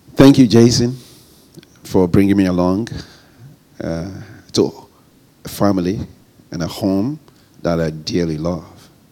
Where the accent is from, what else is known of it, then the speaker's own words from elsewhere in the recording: Ghana; I bring you greetings from Ghana and uh, from my wife, Vivian.